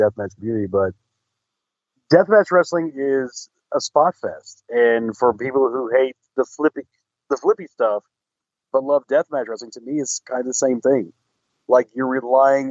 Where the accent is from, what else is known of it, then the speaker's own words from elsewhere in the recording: the South, United States; growing up in the South